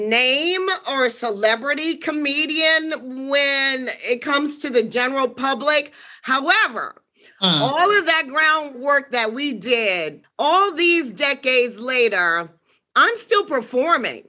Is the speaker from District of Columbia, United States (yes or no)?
yes; Washington, District of Columbia, United States; I'm from Washington, D.C. originally